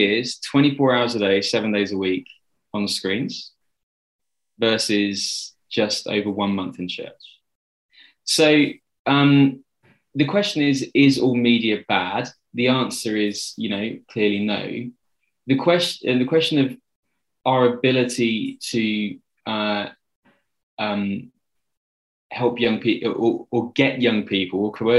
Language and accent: English; London, United Kingdom; I grew up in Southwest London